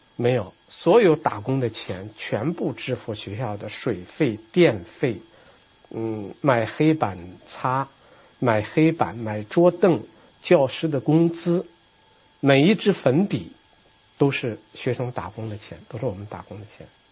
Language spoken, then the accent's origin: Chinese; China; 我们作为一个中国人，我们作为一个中国的当代人